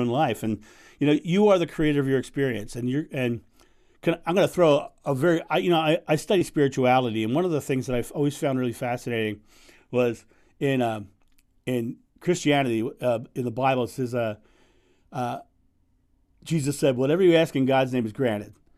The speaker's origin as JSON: {"language": "English", "country": "United States", "said": "I'm American"}